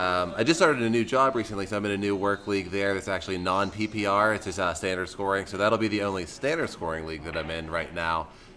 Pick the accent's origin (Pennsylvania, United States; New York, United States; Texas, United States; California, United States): Pennsylvania, United States; Pittsburgh; growing up in Pittsburgh and being wrestling fans when we were kids.